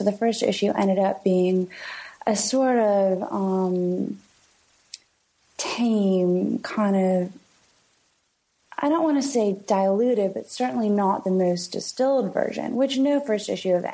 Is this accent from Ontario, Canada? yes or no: yes; London, Ontario, Canada; moved away as an adult; also born or lived in Kingston, Ontario / Toronto; now in New York, United States; where I'm from is London, Ontario, which is 2 hours away from Toronto. And I also spent 7 years growing up in Kingston